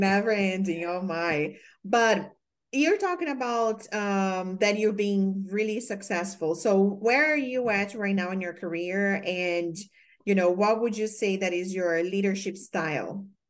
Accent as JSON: {"language": "English", "country": "Brazil", "second_language": "English", "moved": "as an adult", "said": "when I came from Brazil, I was an exchange student"}